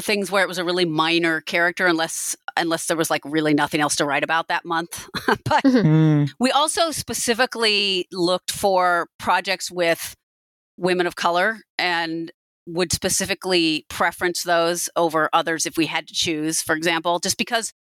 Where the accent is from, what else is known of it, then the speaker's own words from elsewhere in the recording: Pacific Northwest, United States; I'm from the Pacific Northwest.